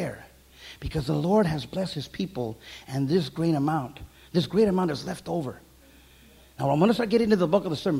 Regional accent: Santa Paula, California, United States; I'm from the Little Lemon, Santa Paula, California

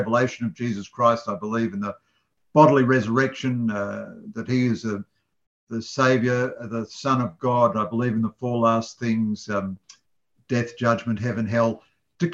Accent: Sydney, New South Wales, Australia; now in Melbourne, Australia; I'm a Sydney-sider originally

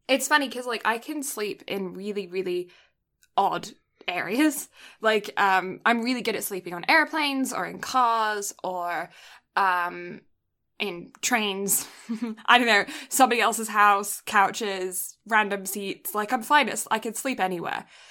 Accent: England, United Kingdom; now in Canada; I, I grew up in England

